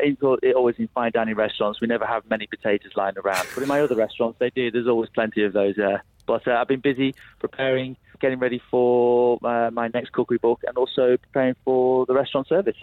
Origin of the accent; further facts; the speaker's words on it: the Northwest, North West England, United Kingdom; I'm from the Northwest